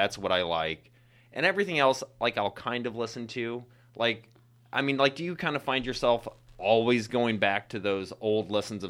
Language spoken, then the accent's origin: English; Missouri, United States; accent: Missouri; also born or lived in New York; now in Chicago, United States; I'm originally from Missouri.